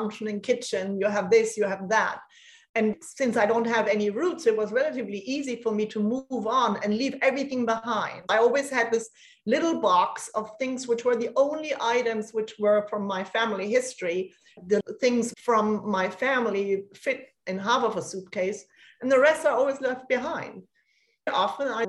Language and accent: English; Germany; accent: German; English is a second language; moved away as an adult; also born or lived in Copenhagen, Denmark; I left Germany after high school quite quickly and studied in Denmark, in Copenhagen